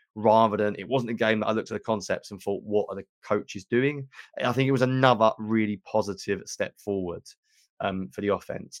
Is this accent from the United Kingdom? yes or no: yes; England, United Kingdom; accent: British; I'm an Englishman